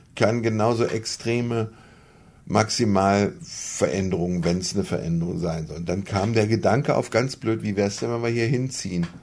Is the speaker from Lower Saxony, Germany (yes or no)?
yes; Göttingen, Lower Saxony, Germany; moved away as an adult; also born or lived in Munich; now in Aurich, Germany; Ich bin aus Göttingen, ganz am südlichen Rand.